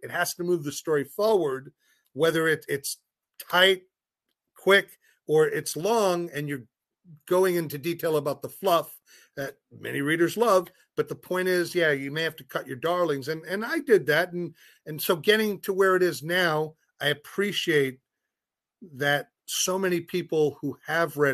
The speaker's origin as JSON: {"language": "English", "region": "New York", "country": "United States", "moved": "yes", "said": "I'm a New Yorker"}